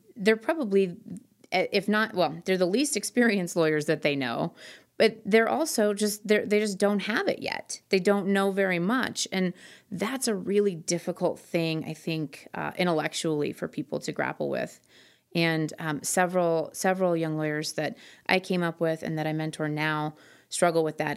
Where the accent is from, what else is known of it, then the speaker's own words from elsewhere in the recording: Twin Cities, Minnesota, United States; also born or lived in Florida / Hawaii / South Korea; now in Denver, United States; I was raised mostly in the Twin Cities in Minnesota.